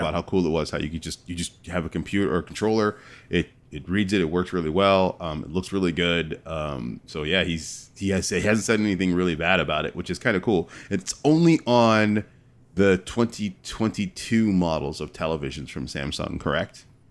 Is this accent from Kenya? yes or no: no; California, United States; I'm from California